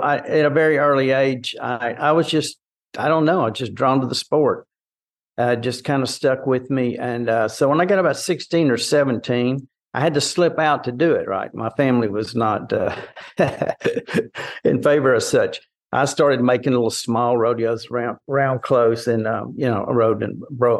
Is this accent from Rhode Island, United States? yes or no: no; Port Arthur, Texas, United States; I grew up in Southeast Texas, down Port Arthur Groves area